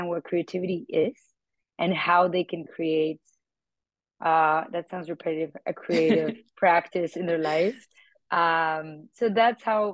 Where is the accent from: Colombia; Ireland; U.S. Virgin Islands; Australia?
Colombia; Bogota; moved away as an adult; now in New York, United States; I moved from Bogota, Colombia to New York for my master's